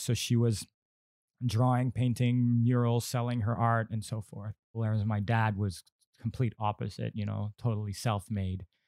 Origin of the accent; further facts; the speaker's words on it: Bali, Indonesia; growing up in Bali